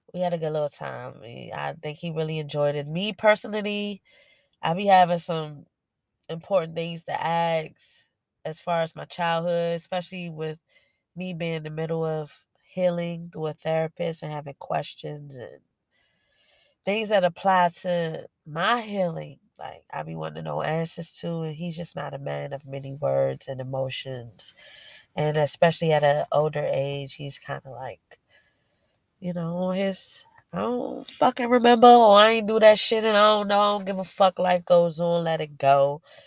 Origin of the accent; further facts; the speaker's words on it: Washington, District of Columbia, United States; I was born and raised in Washington D.C.